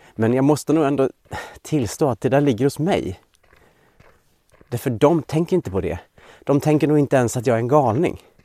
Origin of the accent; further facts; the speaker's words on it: Dalarna County, Sweden; moved away; jag är uppvuxen i Dalarna och aldrig har bott i Västergötland